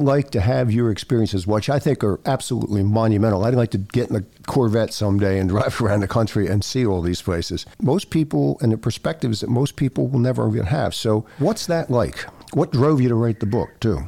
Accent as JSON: {"language": "English", "area": "Bucks County", "region": "Pennsylvania", "country": "United States", "said": "I'm proud to say I'm from Bucks County, Pennsylvania"}